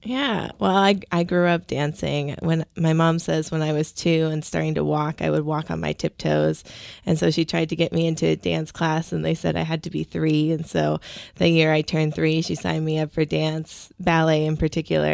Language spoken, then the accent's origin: English; Seattle, Washington, United States; I grew up in Ballard